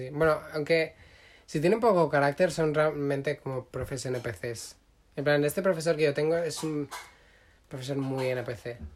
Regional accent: Catalonia, Spain; yo también soy catalán

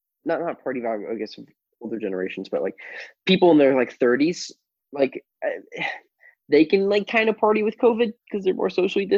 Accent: San Diego, California, United States; I'm from San Diego.

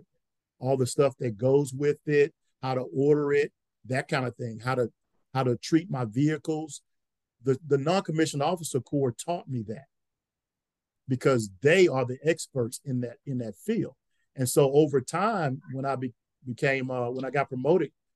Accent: Louisiana, United States; moved away as an adult; I'm from Louisiana.

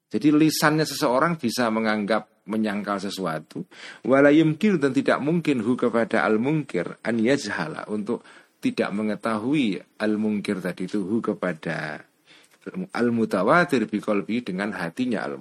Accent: Cebulek, Special Region of Yogyakarta, Indonesia; Jenengan orang yang dari pelosok Sleman, Bantul atau desa saya

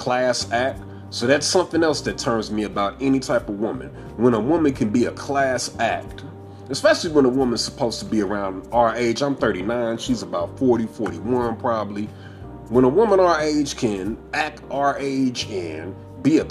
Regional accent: Midwest, United States; I'm from the Midwest. I'm from the Midwest.

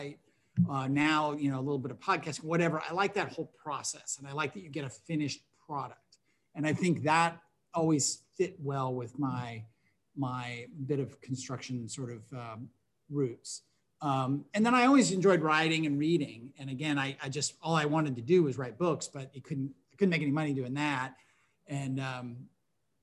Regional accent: Tacoma, Washington, United States; moved away as an adult; also born or lived in Connecticut / New York; now in Memphis, United States; I grew up in Tacoma, Washington, south of Seattle

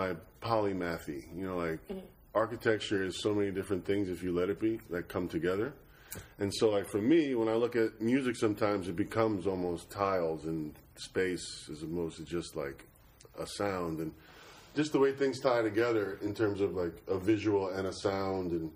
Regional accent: New York City, New York, United States; I was born and raised in Flatbush, Brooklyn.

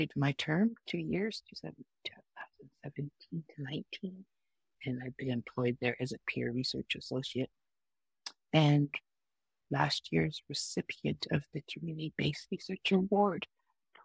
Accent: Canada; now in British Columbia, Canada; I'm from the Musqua clan, Treaty 6 territory originally

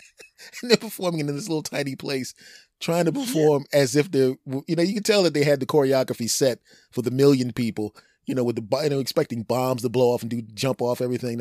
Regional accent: Philadelphia, Pennsylvania, United States; my hometown in Philadelphia

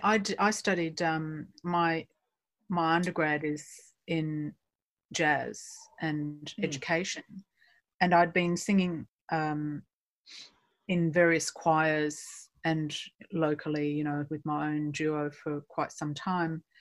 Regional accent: Perth, Western Australia, Australia; moved away as an adult; also born or lived in New York; now in London, United Kingdom; I grew up in Perth, Western Australia, many moons ago

